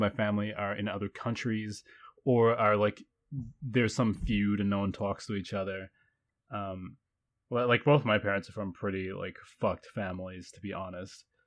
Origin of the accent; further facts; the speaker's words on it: New Zealand; I identify as a New Zealander because I am, but everybody thinks I'm foreign